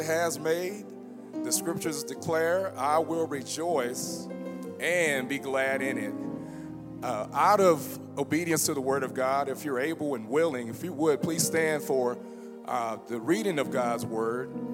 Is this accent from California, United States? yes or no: no; Baton Rouge, Louisiana, United States; I am from Baton Rouge